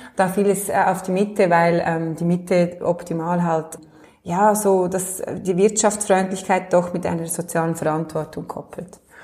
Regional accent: Michelsamt, Lucerne, Switzerland; now in Lenzburg, Switzerland; wo ich hergekommen bin, also in meinem Heimatort so im, im luzernischen Michelsamt

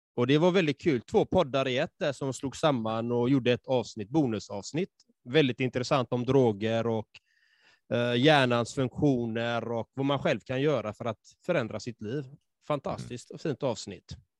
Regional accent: Sweden; born or raised there

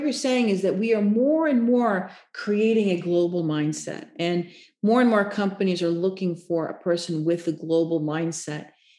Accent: United States; well, you know, when I'm in Norway, I'm more humble. I don't go around like being an America

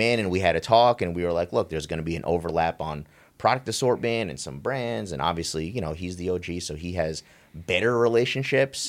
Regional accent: New York, United States; me growing up in New York

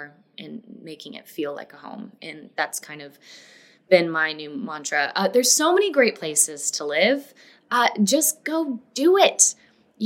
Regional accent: Florida, United States; also born or lived in Los Angeles, United States / Denver, United States / Atlanta, United States; now in Nashville, United States; I grew up in Florida. I've moved a lot of different places

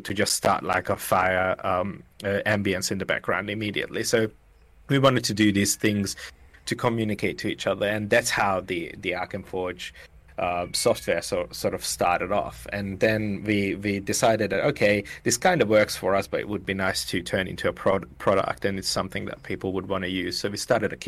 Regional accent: Hungary; moved away as an adult; now in Melbourne, Australia; I'm from Hungary

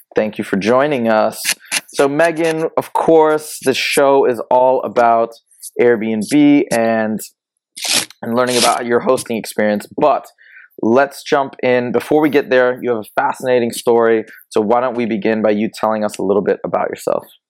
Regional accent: Michigan, United States; I'm from a different part. I'm from Michigan

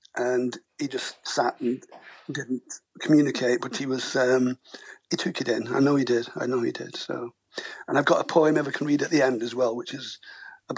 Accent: Werneth Low, near Manchester, North West England, United Kingdom; also born or lived in Blackpool / Audenshaw; We lived there for about till I was five and moved in towards Manchester

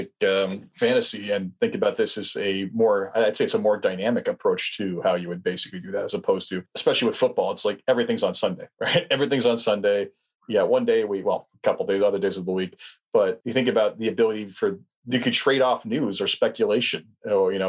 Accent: Canada; as a Canadian

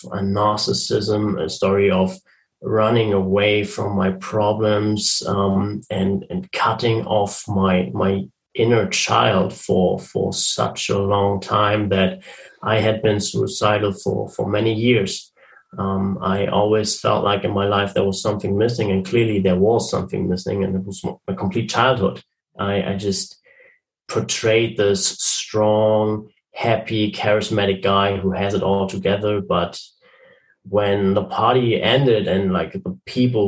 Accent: Germany; I'm from Germany. I'm currently living in Germany.

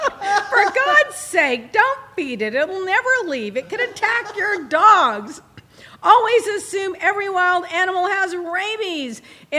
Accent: United Kingdom; It's just a fox. I'm British. I see a fox every week.

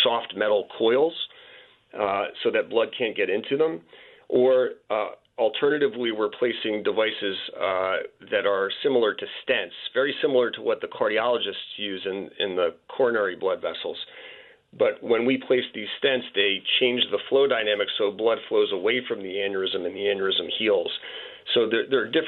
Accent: Cherry Hill, New Jersey, United States; Cherry Hill, New Jersey. So in the greater Philadelphia metropolitan area

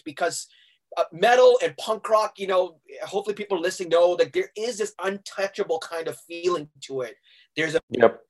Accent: Hong Kong; also born or lived in Massachusetts, United States; the place that I grew up in in Hong Kong called Tim Dato. I'm like, that is home

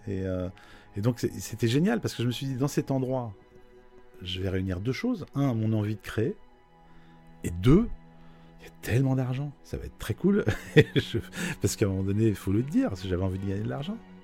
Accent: Vosges, Grand Est, France; now in Paris, France; Je viens de, des Vosges, euh, d'une famille nombreuse

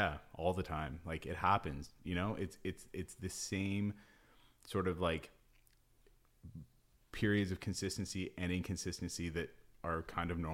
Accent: North Shore, British Columbia, Canada; I spent so much time growing up in the North Shore, up in the mountains

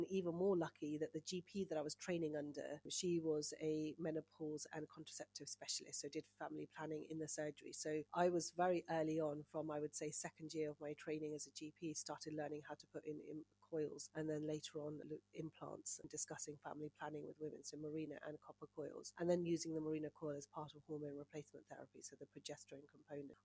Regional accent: Punjab, Pakistan; now in United Kingdom; I'm Punjabi, I speak Punjabi and Urdu fluently, I'm from Pakistan.

